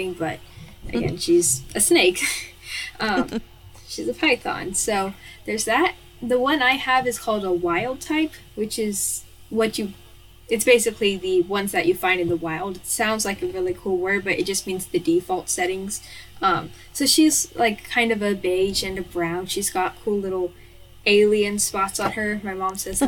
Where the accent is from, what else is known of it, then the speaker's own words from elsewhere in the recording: Kentucky, United States; I'm from Kentucky, which is in the United States of America